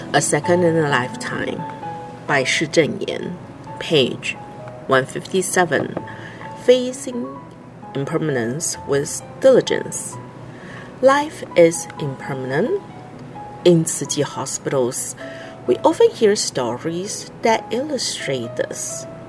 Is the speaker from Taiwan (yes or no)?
yes; Taiwan; I am from Taiwan.